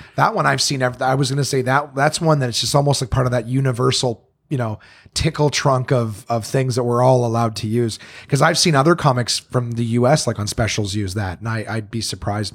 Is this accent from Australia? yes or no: no; Canada; growing up in Canada